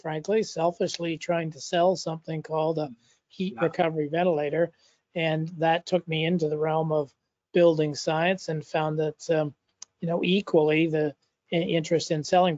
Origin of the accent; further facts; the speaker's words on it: Canada; also born or lived in Saskatchewan / Toronto; I'm a Canadian, as you know, living and working in Toronto, Canada